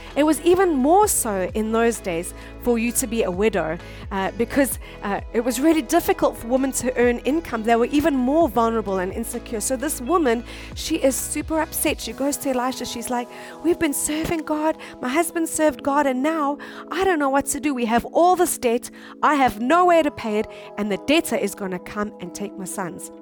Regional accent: South Africa; moved away as an adult; now in Japan; we come from South Africa, and South Africa is a, a third world country

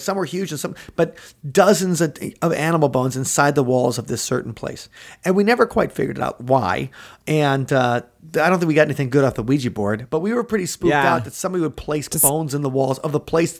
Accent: Mukwonago, Wisconsin, United States; Where I grew up near Maquonago, Wisconsin

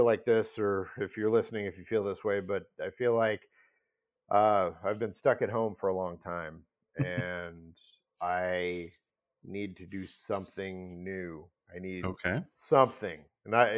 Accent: outside of St. Louis, Missouri, United States; grew up outside of St. Louis, Missouri

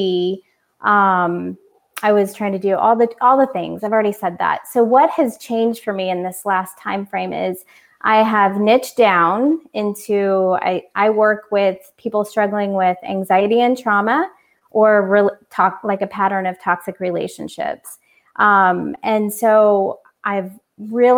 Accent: Orlando, Florida, United States; moved away as an adult; also born or lived in California; I moved from California to Orlando back to my home

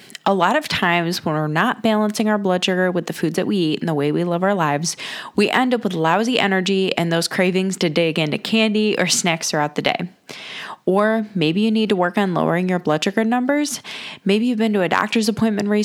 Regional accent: Cleveland, Ohio, United States; I'm born and raised in Cleveland, Ohio

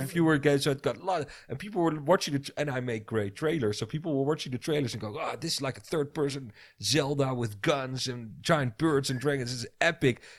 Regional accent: Netherlands; I'm from the Netherlands

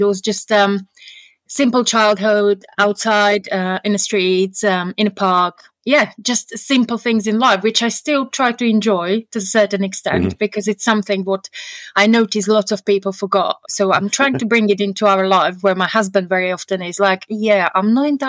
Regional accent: Slovakia; I mean, the life is very, very different. My husband would describe it, it's like England 30 years ago.

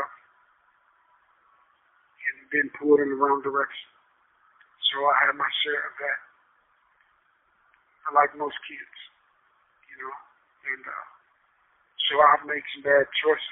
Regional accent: Tulsa, Oklahoma, United States; I was raised in the Tulsa area primarily by a single mother

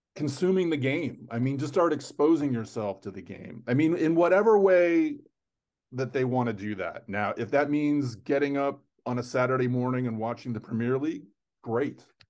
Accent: Fort Lauderdale, Florida, United States; I grew up in South Florida

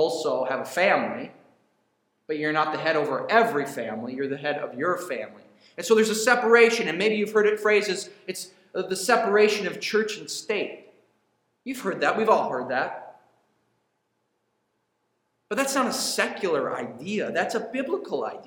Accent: United States; America, we're American citizens

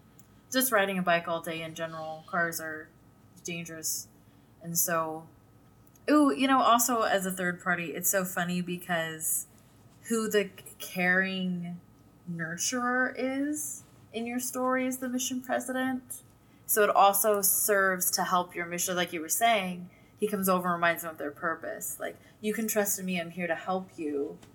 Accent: Fresno, California, United States; I'm from Fresno.

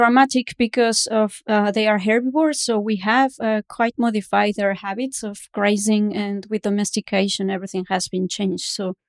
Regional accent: Mexico City, Mexico; now in Canada; I am from Mexico City

